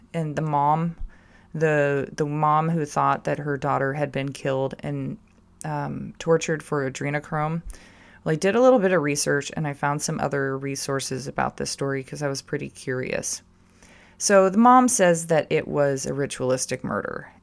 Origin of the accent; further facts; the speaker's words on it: California, United States; still the same shit kicker I was growing up in California